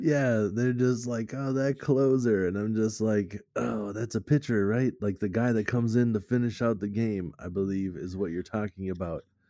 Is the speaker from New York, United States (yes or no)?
no; Minnesota, United States; we're from Minnesota